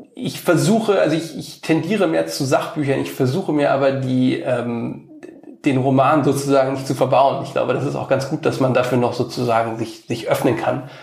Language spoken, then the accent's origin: German; Cologne, North Rhine-Westphalia, Germany; moved away as an adult; also born or lived in San Francisco, United States / Washington, United States / Italy; now in Berlin, Germany; in meiner Heimatstadt nach Köln